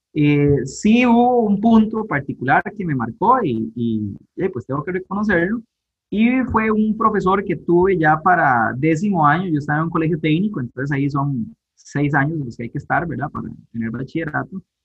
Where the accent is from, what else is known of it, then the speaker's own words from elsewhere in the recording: Guápiles, Limón, Costa Rica; yo crecí en Guapiles acá en Pocosí, pertenece a la provincia de Limón, eh, nací acá en Guapiles